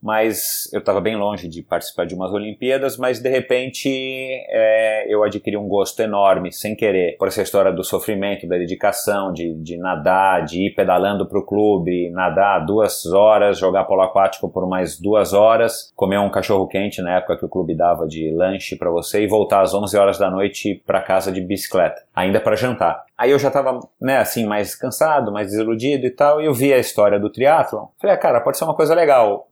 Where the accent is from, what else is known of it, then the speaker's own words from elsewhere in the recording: São Paulo, Brazil; eu fui criado aqui na zona sul de São Paulo